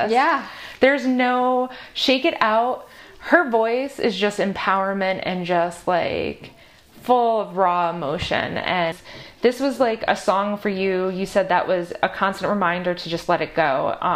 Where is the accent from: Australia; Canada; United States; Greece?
United States; Albany, New York; I grew up in Albany.